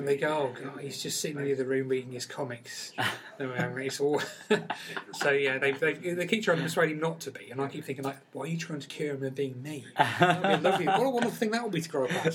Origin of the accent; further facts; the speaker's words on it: Peterborough, East of England, United Kingdom; I come from Peterborough, and you know, it was a hotbed of Northern Soul, weirdly, in Peterborough.